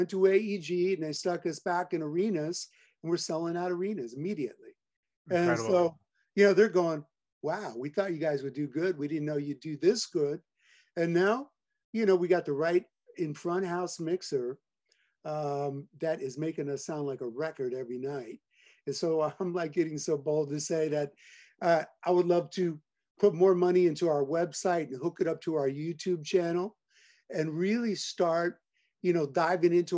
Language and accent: English; Hollister, California, United States; also born or lived in Oklahoma / New Jersey; I had a huge Italian family down there. And so I grew up down there